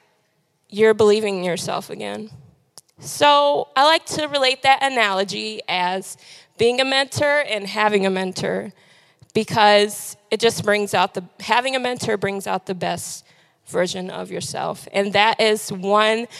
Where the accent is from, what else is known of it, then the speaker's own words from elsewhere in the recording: Detroit, Michigan, United States; now in Lansing, United States; I am from Detroit